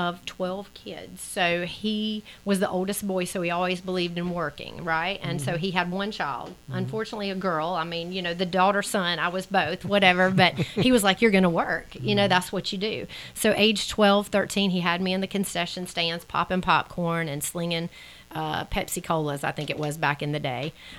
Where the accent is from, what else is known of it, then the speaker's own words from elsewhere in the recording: Seneca, South Carolina, United States; most people know I'm from Seneca, Oconee County.